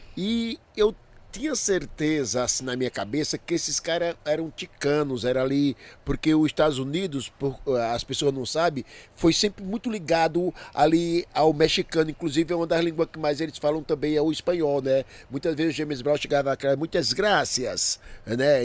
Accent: Brazil; eu sou brasileiro

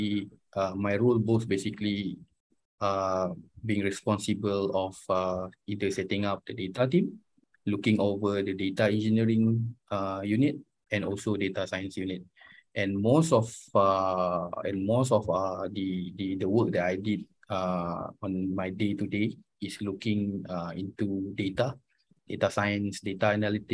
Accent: Kuala Lumpur, Malaysia; also born or lived in United Kingdom; I was born in Kuala Lumpur.

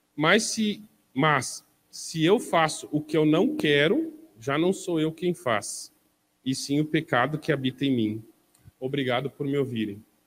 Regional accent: Porto Alegre, Rio Grande do Sul, Brazil; Eu nasci em Porto Alegre, numa família de classe média baixa

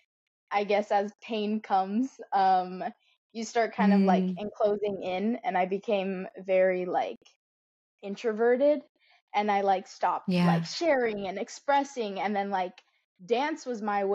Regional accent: Florida, United States; moved away as an adult; now in Texas, United States; I was a Florida girly. I grew up in Florida, and then a month ago, I moved my life over to Texas

